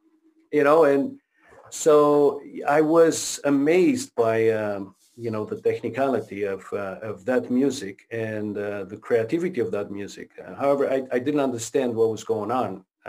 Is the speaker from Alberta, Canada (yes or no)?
no; Quebec, Canada; English is a second language; Because I moved from Quebec to Ontario. And I couldn't speak the language. I couldn't speak any English.